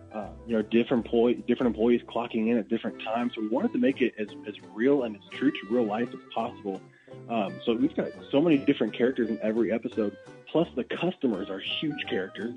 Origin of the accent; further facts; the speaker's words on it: Athens, Illinois, United States; moved away as an adult; now in Springfield, United States; I grew up in Athens, you know, just 20 minutes uh, just north of here